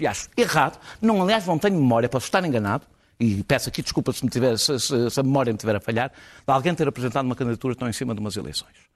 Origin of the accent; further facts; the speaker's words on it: Portugal; enquanto português